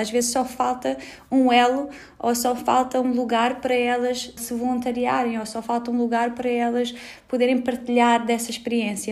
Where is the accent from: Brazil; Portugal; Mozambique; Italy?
Portugal; Nós, como portugueses